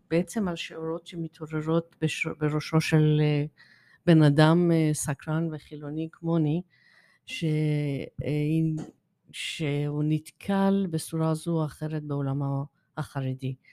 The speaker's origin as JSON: {"language": "Hebrew", "country": "Iran", "moved": "yes", "lives_now": "Israel", "said": "אמ, אין קשר, אבל יש קשר מאיפה, מאיפה שאני באה. אני שעליתי ארצה"}